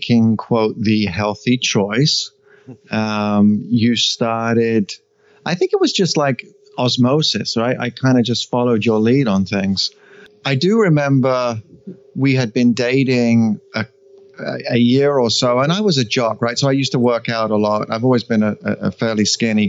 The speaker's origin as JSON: {"language": "English", "region": "England", "country": "United Kingdom", "tie": "born or raised there", "moved": "yes", "said": "Growing up in England"}